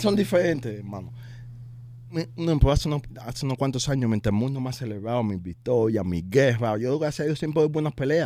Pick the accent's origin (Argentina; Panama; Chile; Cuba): Cuba; moved away; yo soy un boxeador cubano